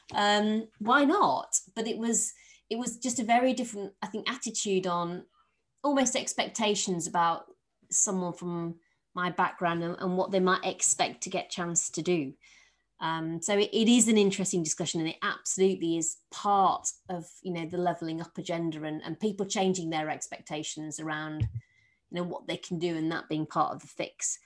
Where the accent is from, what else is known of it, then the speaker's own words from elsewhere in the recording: Yorkshire and the Humber, United Kingdom; I'm from Yorkshire